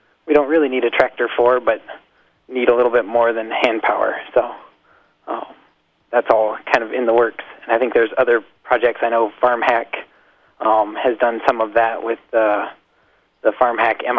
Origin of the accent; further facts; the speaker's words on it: Montana, United States; moved away; also born or lived in South Dakota / Santa Fe, New Mexico; I was born in Montana